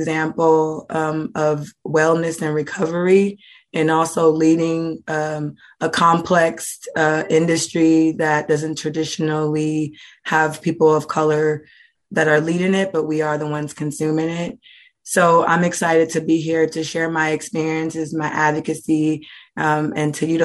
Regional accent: Oakland, California, United States; I'm from Oakland, California

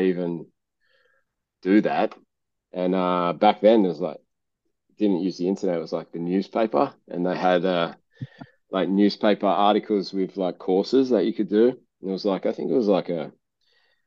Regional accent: Kalgoorlie, Western Australia, Australia; moved away as an adult; now in Perth, Australia; I was born in Kalgoorlie, which is like a country town. And I got asked to move to Perth to play football. And, you know, I left home.

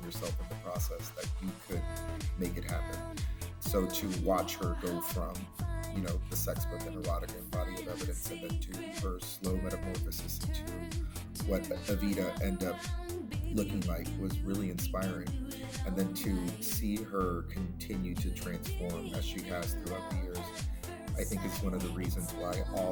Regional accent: Florida, United States; moved away; It's my home. Florida's my home state

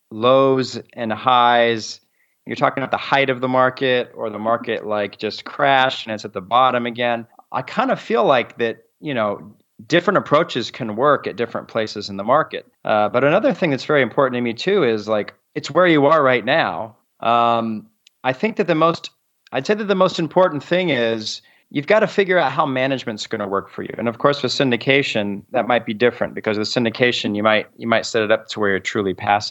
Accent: Southern California, United States; moved away as an adult; also born or lived in Montgomery, Alabama; I'm from Southern California, a much bigger city.

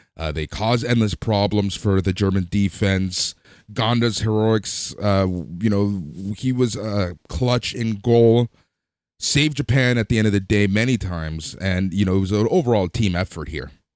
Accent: Toronto, Ontario, Canada; We're from Toronto. Toronto's in Canada.

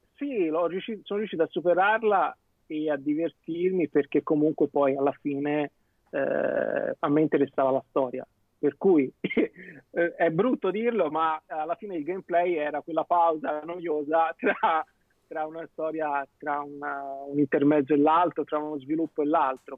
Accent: Tuscany, Italy; io essendo toscano

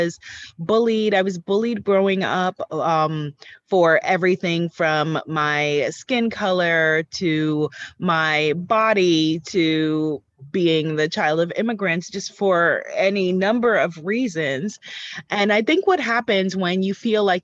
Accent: New York, United States; I am a New Yorker born and raised

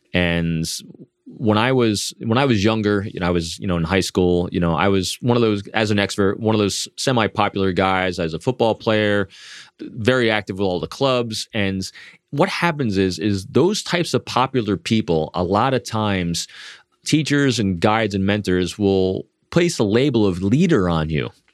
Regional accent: New York, United States; Me being an extrovert from the Northeast, as we were talking before, and I am from New York

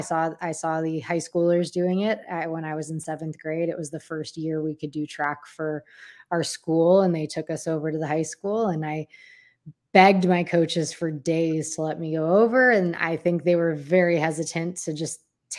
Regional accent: Olmsted Falls, Ohio, United States; I grew up in Olmsted Falls, Ohio

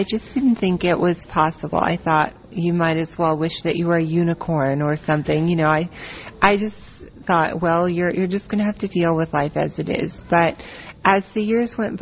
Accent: Nashville, Tennessee, United States; I was born in Nashville, Tennessee, which is in the American South

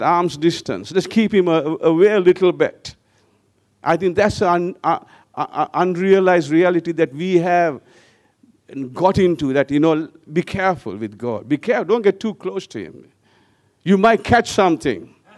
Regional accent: Sri Lanka; also born or lived in Wellington, New Zealand; I, I left back to Sri Lanka

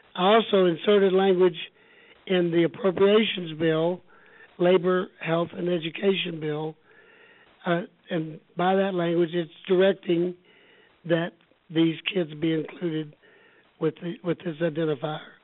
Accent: Houston, Texas, United States; also born or lived in Austin; I'm a native Texan, born and raised in Houston

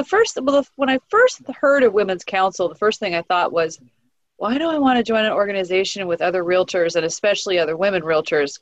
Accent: Orange County, California, United States; I'm from Orange County

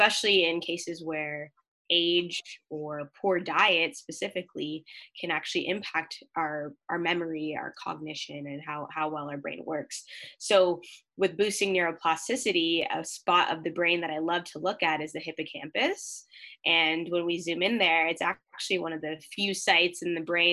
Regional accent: Mississauga, Ontario, Canada; now in London, Canada; I'm originally from Mississauga, Ontario, so close to the GTA

